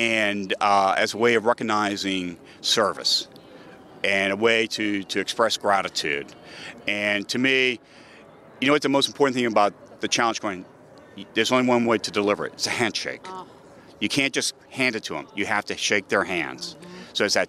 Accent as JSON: {"language": "English", "region": "New York", "country": "United States", "said": "I'm from New York"}